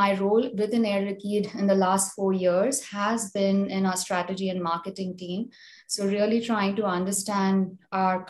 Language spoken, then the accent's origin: English; India; moved away as an adult; now in United States; I'm originally from India, grew up in India, came to the US to pursue my master's